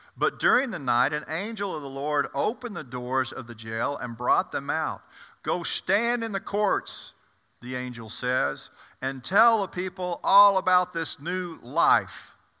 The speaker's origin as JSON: {"language": "English", "region": "the South", "country": "United States", "tie": "born or raised there", "said": "I grew up in the South"}